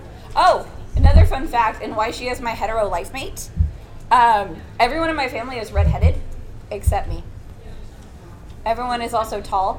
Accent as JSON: {"language": "English", "country": "Ireland", "said": "It's because I'm Irish."}